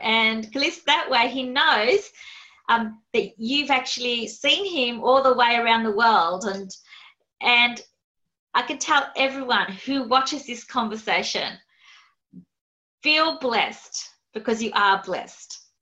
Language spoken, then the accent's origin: English; Australia; accent: Aussie; my Aussie accent